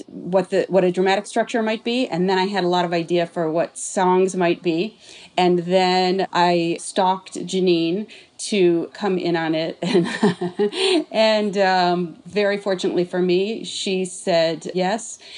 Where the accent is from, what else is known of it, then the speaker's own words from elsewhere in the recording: Midwest, United States; moved away as an adult; also born or lived in New York; I grew up in the Midwest.